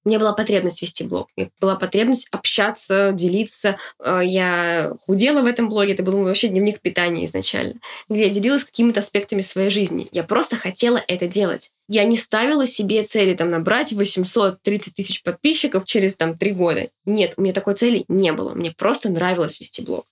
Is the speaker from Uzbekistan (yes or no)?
yes; Uzbekistan; now in Ryazan, Russia; я родилась в Узбекистане, я росла в неполной семье